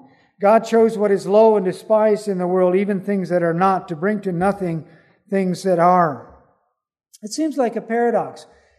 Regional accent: Belize; I remember as a youngster growing up in Belize, we used to go down Saturday. We would catch an early bus and go down to Belize City and pass out tracts.

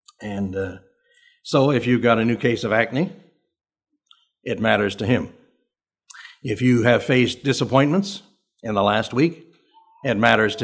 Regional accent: southern Ontario, Canada; I'm from Canada

